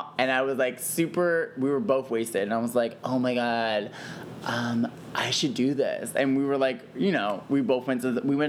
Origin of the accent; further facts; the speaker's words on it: Deptford, New Jersey, United States; moved away as an adult; also born or lived in Chicago, Illinois; now in Philadelphia, United States; I grew up in South Jersey, originally from Chicago.